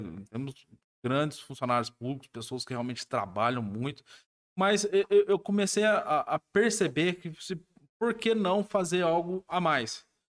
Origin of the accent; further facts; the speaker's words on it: Alfenas, Minas Gerais, Brazil; eu sou de Alfenas, né? É, nascido e criado em Alfenas